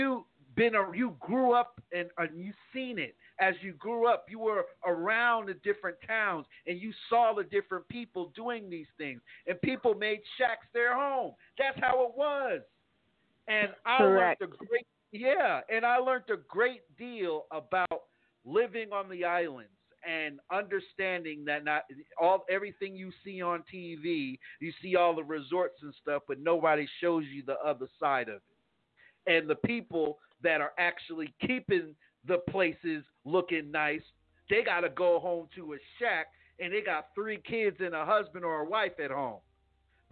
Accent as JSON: {"language": "English", "country": "United States", "said": "I'm from New York"}